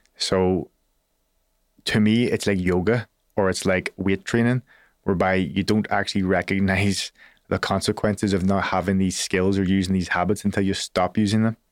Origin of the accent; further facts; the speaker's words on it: Belfast, Northern Ireland, United Kingdom; I'm a kid from Belfast.